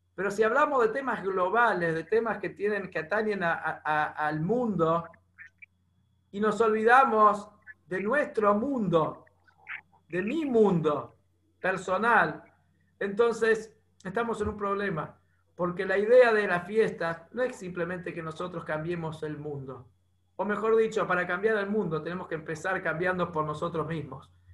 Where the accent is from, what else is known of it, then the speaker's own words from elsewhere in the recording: Bernasconi, La Pampa, Argentina; moved away; en La Pampa, en Bernasconi, en mi pueblo